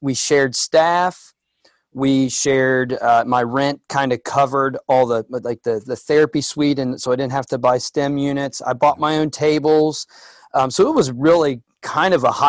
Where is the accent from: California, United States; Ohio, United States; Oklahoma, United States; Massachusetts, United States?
Ohio, United States; near Preble County; also born or lived in Dayton, Ohio; Where I'm at now, we joked in emails about it being a rural area and, you know, Cowtown, Ohio.